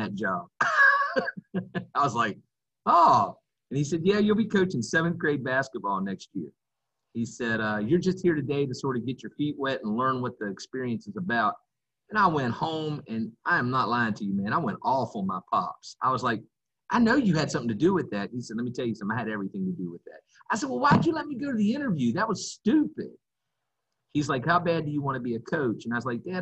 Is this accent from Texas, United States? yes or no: no; West Virginia, United States; moved away as an adult; now in South Carolina, United States; Where I grew up in West Virginia was about an hour and a half outside of Washington, D.C.